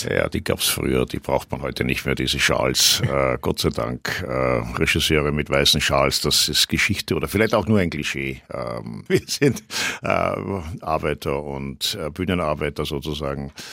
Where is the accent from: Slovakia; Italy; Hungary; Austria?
Austria; now in Germany; aber ich als Österreicher kenne diese Feindschaft nicht und äh, habe da auch keine Feindschaft erlebt